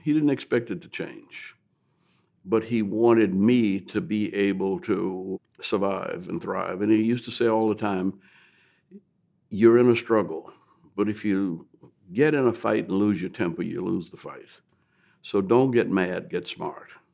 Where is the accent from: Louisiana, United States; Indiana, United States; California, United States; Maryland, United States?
Louisiana, United States; New Orleans; I grew up in New Orleans